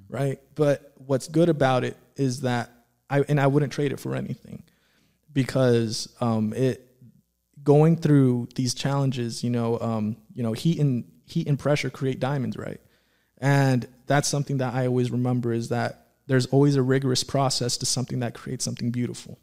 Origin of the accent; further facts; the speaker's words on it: Antelope Valley, California, United States; growing up in the Antelope Valley